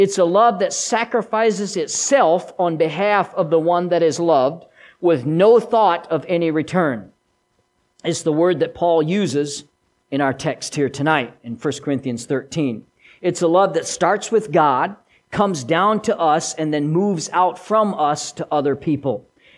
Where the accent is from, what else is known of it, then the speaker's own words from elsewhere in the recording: Switzerland; accent: Swiss German; first language Swiss German; English is a second language; I was bilingual, kind of. I've lost much of my mother tongue. English is my second language, and I've lost most of the first. I can still, ich kann noch ein bisschen Schweizer wie soll, ich kann es mehr verstehen, aber ich kann nicht so viel Schweizer